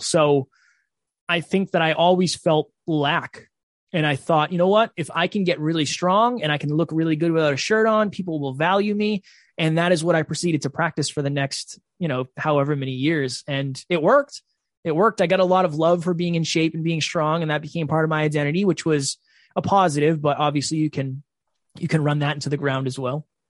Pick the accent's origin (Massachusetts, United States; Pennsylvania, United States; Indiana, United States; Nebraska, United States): Massachusetts, United States; Uxbridge; I am originally from Uxbridge, Massachusetts